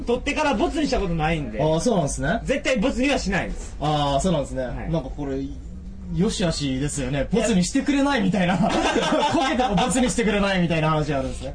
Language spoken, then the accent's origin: Japanese; Japan; 僕も日本で生まれ育ってしまってるんで